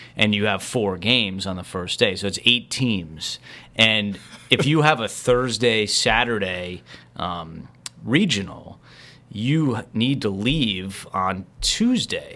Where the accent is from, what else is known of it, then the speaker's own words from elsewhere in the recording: New Jersey, United States; growing up in New Jersey, I loved to watch Len Berman